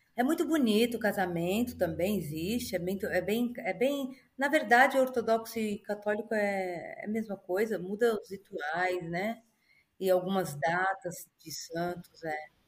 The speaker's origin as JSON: {"language": "Portuguese", "country": "Brazil", "tie": "born or raised there", "also_born_or_lived": "Alphaville / Monaco", "moved": "as an adult", "lives_now": "Dubai, United Arab Emirates", "said": "eu nasci no Brasil, eu sou brasileira, vou morrer brasileira amo o Brasil."}